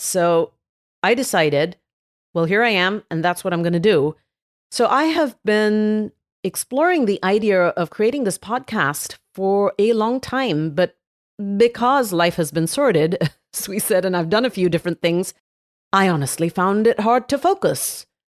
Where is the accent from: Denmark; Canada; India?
India; Mumbai, Maharashtra; now in San Francisco, United States; Yes, I was born in Bombay, which most people know as Mumbai. It is Mumbai, but we grew up calling it Bombay.